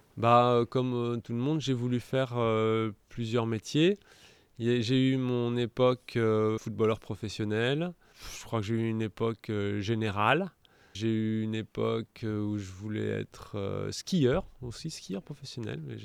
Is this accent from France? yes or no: yes; Montélimar, Auvergne-Rhône-Alpes, France; now in Escalquens, France; Je suis né à Montélimar